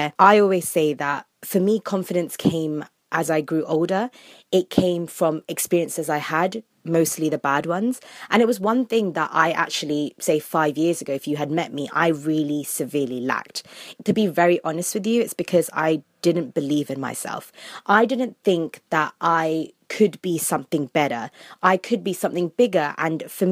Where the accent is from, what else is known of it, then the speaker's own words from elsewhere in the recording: London, United Kingdom; I was born and brought up in London, England